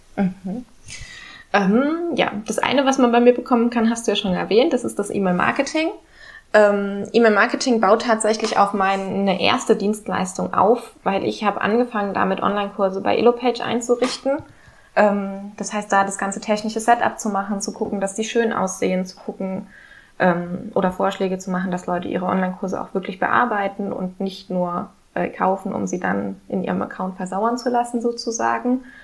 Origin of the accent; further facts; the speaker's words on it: Germany; moved away as an adult; now in Sweden; bei uns in Deutschland